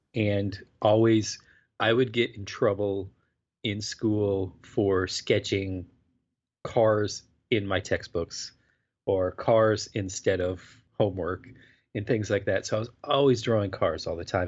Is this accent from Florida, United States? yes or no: yes; Florida, United States; moved away; I was growing up in Florida